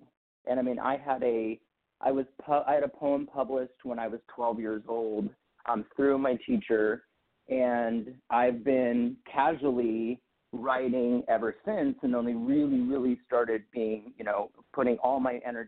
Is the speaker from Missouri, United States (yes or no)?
yes; St. Louis, Missouri, United States; moved away as an adult; now in Los Angeles, United States; I was born and raised in St. Louis, and my parents got divorced, so I kind of grew up halfway between St. Louis and then a small town on the western side of the state